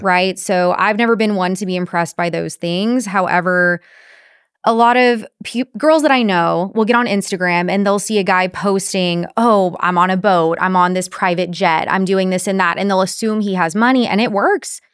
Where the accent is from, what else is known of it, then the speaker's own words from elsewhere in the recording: Corpus Christi, Texas, United States; Corpus Christi, my hometown